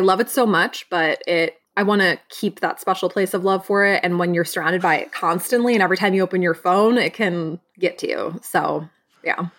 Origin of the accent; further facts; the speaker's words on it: Michigan, United States; now in Los Angeles, United States; I am originally from Michigan, and now I am a Los Angeles-based writer, director, and producer